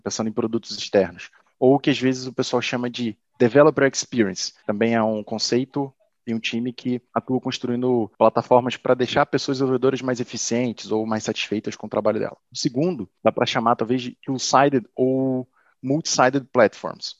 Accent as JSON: {"language": "Portuguese", "town": "Teresópolis", "region": "Rio de Janeiro", "country": "Brazil", "tie": "born or raised there", "said": "de Teresópolis, que é a cidade em que eu nasci, e região serrana do Rio"}